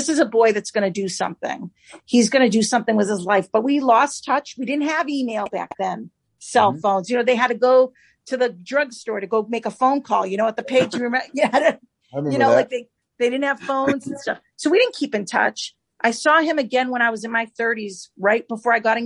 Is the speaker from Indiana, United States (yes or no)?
no; Andover, Massachusetts, United States; moved away as an adult; now in Manchester, United States; I grew up in Andover, Massachusetts